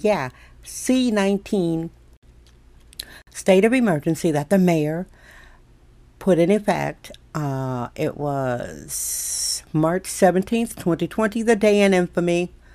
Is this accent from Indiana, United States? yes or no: no; Wisconsin, United States; now in San Francisco, United States; I'm born and raised in Wisconsin, socialized there